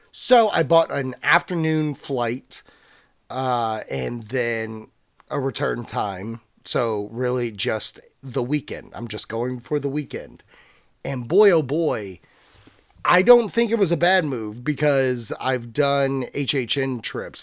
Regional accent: Virginia, United States; So I'm from Virginia. I live in Virginia

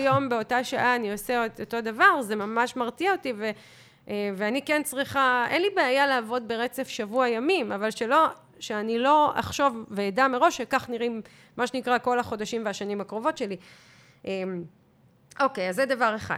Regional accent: Israel; אנחנו ישראלים

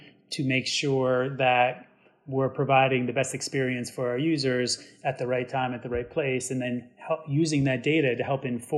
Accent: New York, United States; being a New Yorker

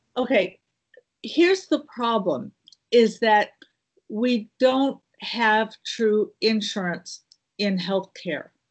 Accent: Midwest, United States; also born or lived in Illinois / the South; now in Southern United States, United States; I'm a Midwest girl, but I have been in the South for over thirty years

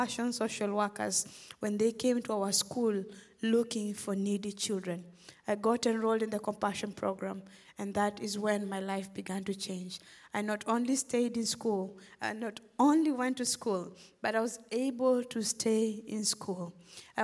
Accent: Western Kenya, Kenya; now in Memphis, United States; I'm originally from Kenya. I grew up in a small village in western Kenya to parents who were subsistence farmers.

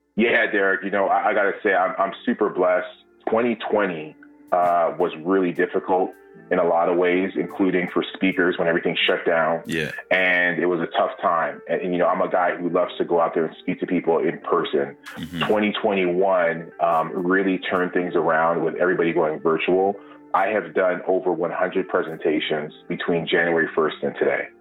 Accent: Toronto, Ontario, Canada; Born and raised in Toronto

